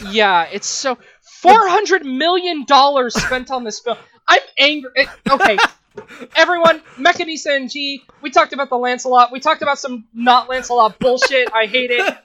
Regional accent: England, United Kingdom; we're English

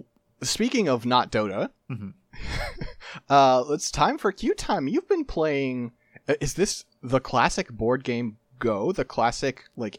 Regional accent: United States; I have strong feelings about cops, because I'm from the United States.

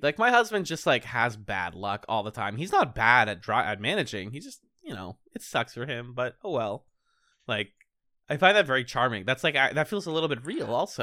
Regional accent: Boston, Massachusetts, United States; I'm from Boston

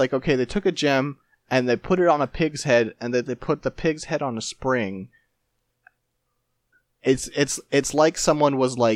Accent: Carbondale, United States; you know where I grew up? Where'd you grow up? Carbondale

